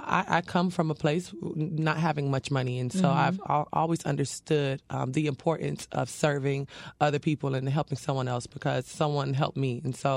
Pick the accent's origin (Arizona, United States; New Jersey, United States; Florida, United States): Florida, United States; Dania Beach; I was born and raised in the city of Dania Beach.